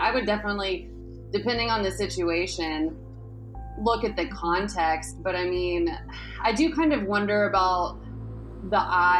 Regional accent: Dallas, Texas, United States; now in Austin, United States; I'm from Dallas, not Abilene

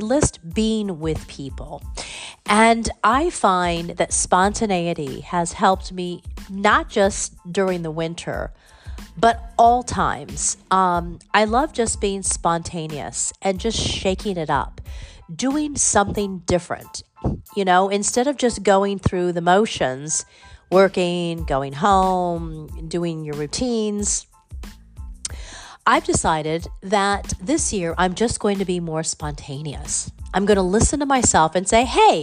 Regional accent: California, United States; now in New Haven, United States; I'm from California

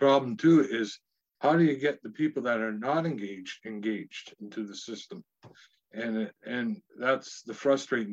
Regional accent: Northwestern Ontario, Canada; moved away as an adult; now in Ottawa, Canada; I'm from Northwestern Ontario and I live in Ottawa

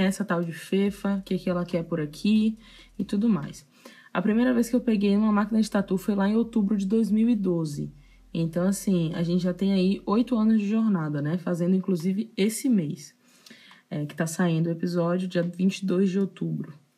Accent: Salvador, Bahia, Brazil; eu nasci e cresci em Salvador

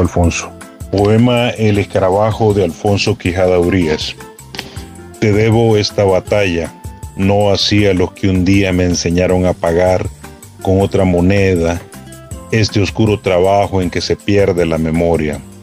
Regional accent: El Salvador; soy el poeta salvadoreño

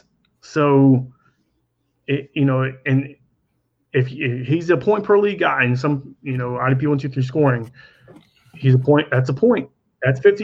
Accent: Oklahoma, United States; I'm from Oklahoma

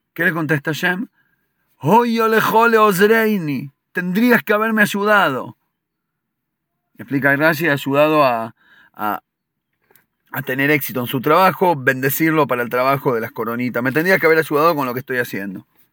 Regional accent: Argentina; nosotros de chico de chicos en Argentina

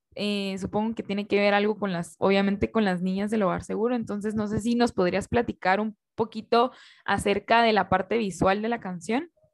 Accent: Guatemala; como guatemaltecos

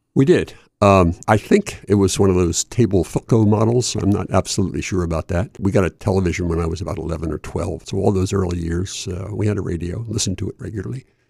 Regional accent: Chester, Pennsylvania, United States; moved away as an adult; also born or lived in Delaware; I was born in Chester, Pennsylvania, right across the line from, uh, from Wilmington. and grew up there all the way through

